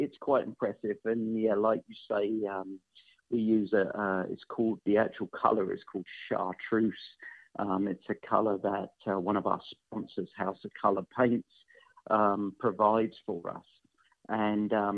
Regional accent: England, United Kingdom; now in United States; I'm obviously not from here. I'm from England

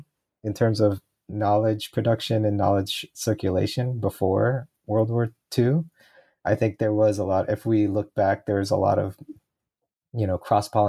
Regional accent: Portland, Oregon, United States; I grew up in Portland, Oregon.

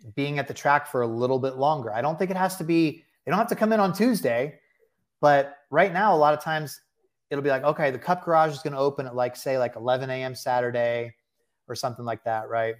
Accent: Bay Area, California, United States; moved away; also born or lived in Delaware; I was born in the Bay Area

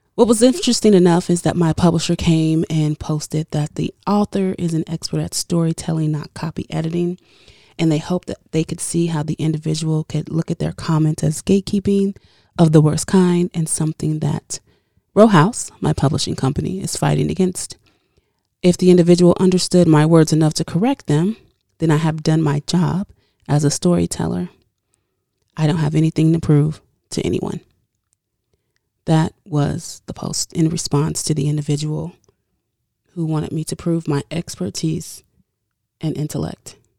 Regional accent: United States; accent: African American Vernacular English; first language African American Vernacular English; as a black woman, my first language is not English. It is AAVE, or what they're calling now African American Vernacular English

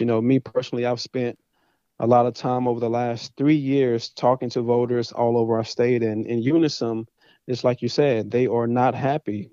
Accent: Dallas, Texas, United States; moved away as an adult; also born or lived in Athens, Texas / Louisiana; born and raised in Dallas, Texas.

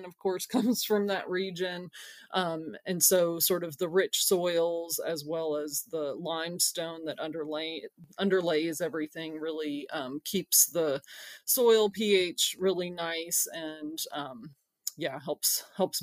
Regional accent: Madison County, Kentucky, United States; I'm actually from Madison County, Kentucky, the same county that Berea College is

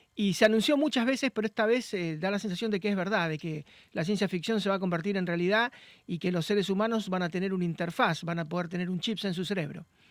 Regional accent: Rosario, Santa Fe, Argentina; yo soy de Rosario

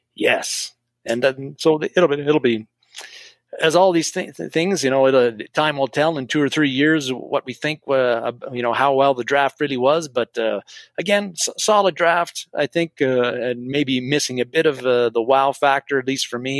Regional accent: Canada; I'm Canadian

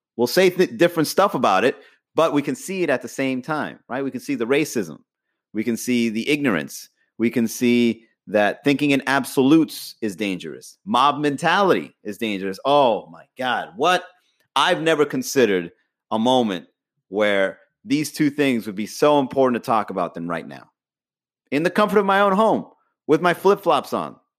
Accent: Miami, Florida, United States; also born or lived in Long Island, New York; I was brought into Miami at an early age

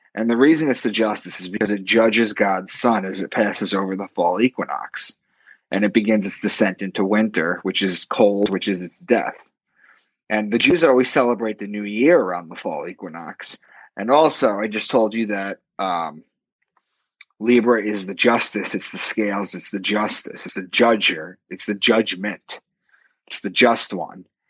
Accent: Long Island, New York, United States; moved away as an adult; also born or lived in Boston; I'm from Long Island, and I moved to Boston, and uh, for a new job.

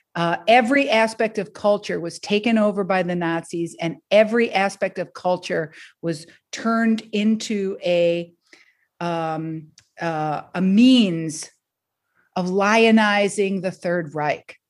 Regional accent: Detroit, Michigan, United States; moved away as an adult; also born or lived in Boston / Philadelphia; now in Rhode Island, United States; I grew up in Detroit, Michigan

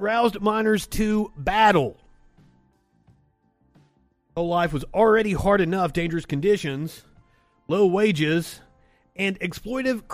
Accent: West Virginia, United States; moved away; I'm from this area

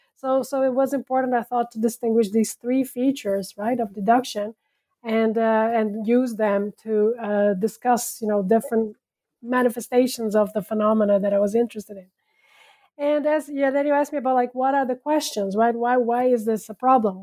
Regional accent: São Paulo, Brazil; moved away as an adult; also born or lived in France; now in Netherlands; I was born and raised in Brazil

